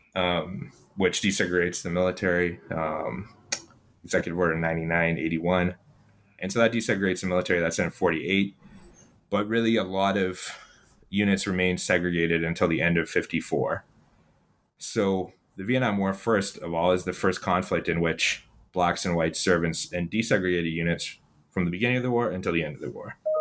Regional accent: Ottawa, Ontario, Canada; born or raised there

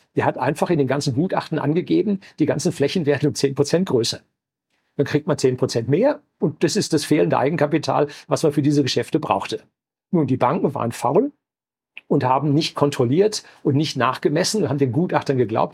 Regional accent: Germany; bei uns in Deutschland

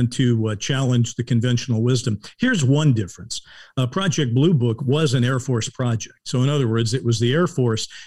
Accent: United States; also born or lived in Los Angeles; as the American

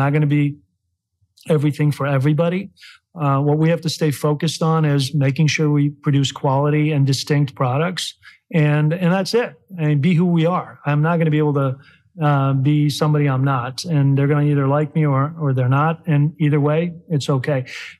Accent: Chicago, Illinois, United States; now in Kentucky, United States; Illinois being my hometown of Chicago, and then Kentucky being our hometown here.

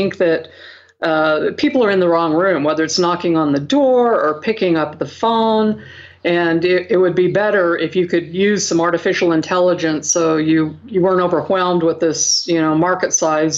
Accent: Franklin, Idaho, United States; I'm here in a little town in Franklin, Idaho. If any of you watched the movie Napoleon Dynamite, sure. I went to that high school.

